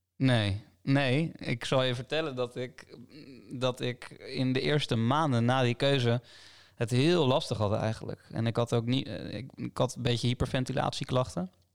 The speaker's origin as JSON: {"language": "Dutch", "town": "Delft", "region": "South Holland", "country": "Netherlands", "tie": "born or raised there", "said": "in Delft, waar ik ben opgegroeid"}